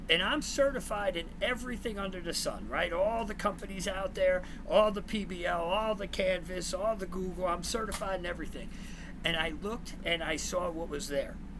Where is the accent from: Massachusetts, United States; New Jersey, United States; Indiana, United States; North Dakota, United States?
New Jersey, United States; now in Texas, United States; I'm originally from Jersey, so you'll see the chain and my, my you know accent